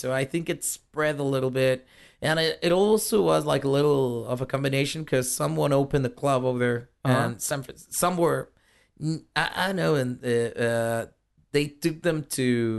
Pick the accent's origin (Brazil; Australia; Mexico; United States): Mexico; Chihuahua; I was born and raised in Chihuahua.